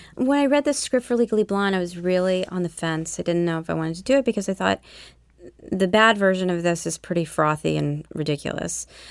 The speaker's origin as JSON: {"language": "English", "town": "Nashville", "region": "Tennessee", "country": "United States", "tie": "born or raised there", "also_born_or_lived": "New Orleans, Louisiana / Wiesbaden, Germany", "said": "around nineteen eighty-one, we moved back to Nashville, Tennessee, where my grandparents lived, and that's where I grew up"}